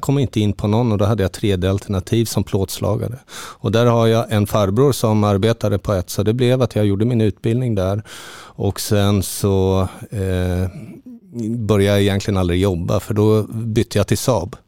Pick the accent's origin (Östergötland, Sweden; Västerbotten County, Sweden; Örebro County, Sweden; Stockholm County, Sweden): Östergötland, Sweden; Linköping; also born or lived in Halmstad; now in Portugal; Jag är född i Linköping